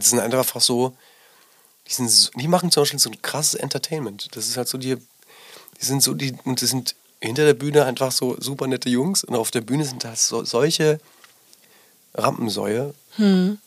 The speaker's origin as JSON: {"language": "German", "region": "Rhineland-Palatinate", "country": "Germany", "tie": "born or raised there", "moved": "yes", "lives_now": "Berlin, Germany", "said": "ich bin in der Pfalz groß geworden"}